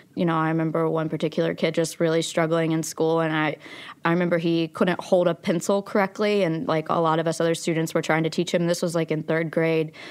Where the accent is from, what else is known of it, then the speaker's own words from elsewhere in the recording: Logan, West Virginia, United States; also born or lived in Abingdon, Virginia; I was born in Abingdon, Virginia, and I grew up in Logan, West Virginia.